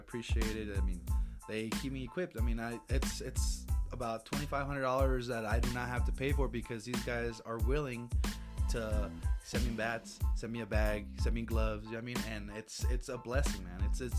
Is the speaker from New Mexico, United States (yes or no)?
yes; Las Cruces, New Mexico, United States; I cannot play in my hometown. That's ridiculous. I cannot play in Cruces.